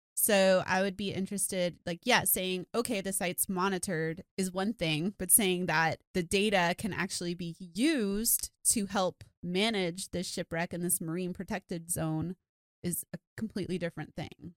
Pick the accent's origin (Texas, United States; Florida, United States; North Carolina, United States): Florida, United States; South; I grew up in South Florida and I grew up snorkeling